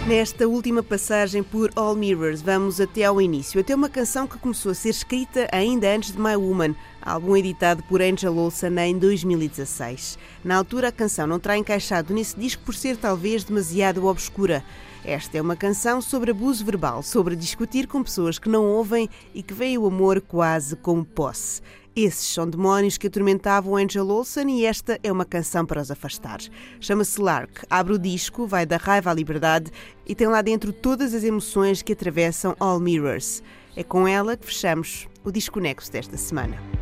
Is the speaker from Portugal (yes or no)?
yes; Portugal; Como bons portugueses